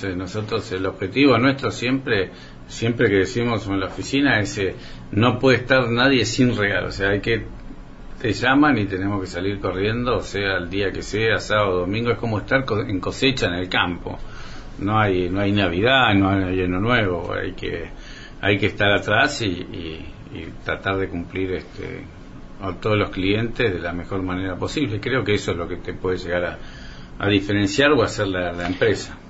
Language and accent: Spanish; Coronel Suárez, Buenos Aires Province, Argentina; also born or lived in Rosario; soy un, un suarense, nací en Rosario